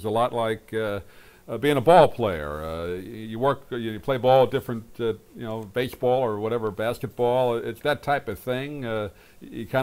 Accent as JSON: {"language": "English", "region": "New York", "country": "United States", "tie": "born or raised there", "moved": "yes", "lives_now": "Sarasota, United States", "said": "I grew up in New York"}